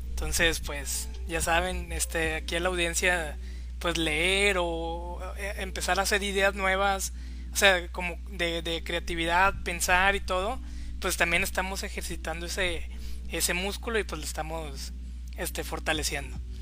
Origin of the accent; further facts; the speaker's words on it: Mexico; a nosotros como mexicanos